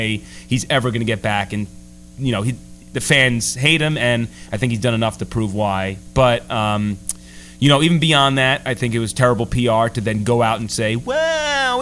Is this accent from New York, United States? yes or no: yes; New York, United States; I'm from New York